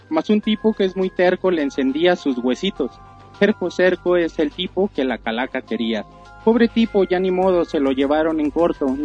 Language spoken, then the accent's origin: Spanish; Mexico; así somos los mexicanos.